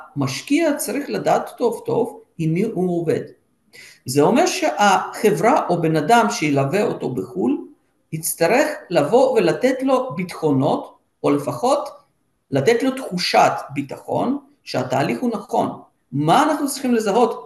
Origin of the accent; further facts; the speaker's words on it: Israel; now in Sofia, Bulgaria; אנחנו, עם ישראל